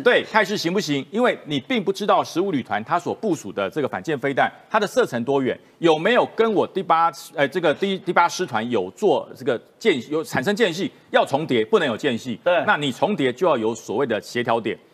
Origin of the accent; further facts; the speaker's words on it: Taiwan; 可是我们是台湾人，我们是中华民国的国民，我是中华民国的军人